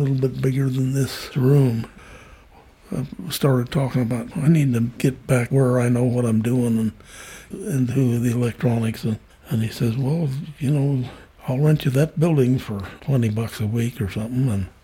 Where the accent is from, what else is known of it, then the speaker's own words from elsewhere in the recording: Wyoming, United States; moved away; also born or lived in San Juan / Harrisburg; I was born in Wyoming and lived west of that my whole life.